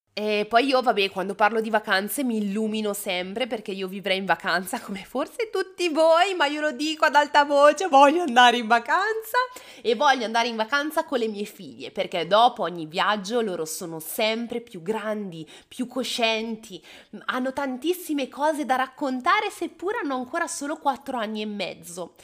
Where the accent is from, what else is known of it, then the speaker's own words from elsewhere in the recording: Bergamo, Lombardy, Italy; Io sono di Bergamo